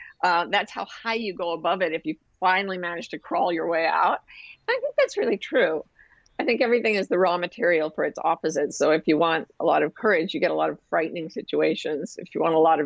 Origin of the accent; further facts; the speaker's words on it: Utah, United States; moved away as an adult; also born or lived in Massachusetts; I was raised in Utah, which is really not part of the United States culturally